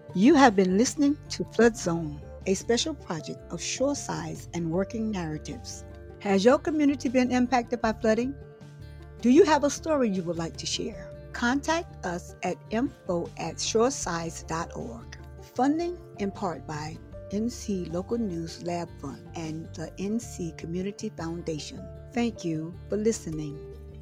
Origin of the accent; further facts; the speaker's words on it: Trenton, North Carolina, United States; moved away as an adult; also born or lived in New Bern, North Carolina / New York City; Lived here in Trenton basically most of my life.